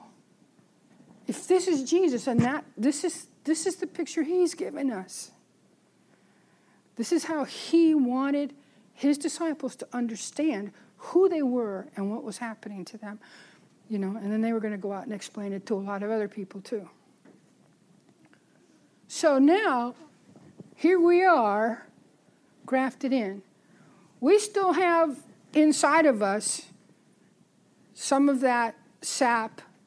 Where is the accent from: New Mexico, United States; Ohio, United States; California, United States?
California, United States; San Francisco; I grew up in San Francisco